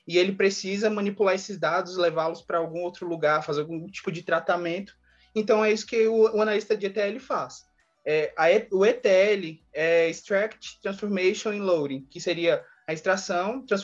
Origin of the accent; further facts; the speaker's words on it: Brasília, Federal District, Brazil; sou de Brasília.